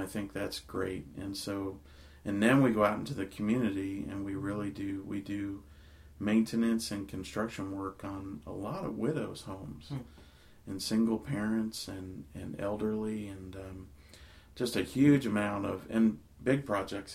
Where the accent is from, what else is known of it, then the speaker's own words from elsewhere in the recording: Virginia, United States; now in West Virginia, United States; I grew up in Virginia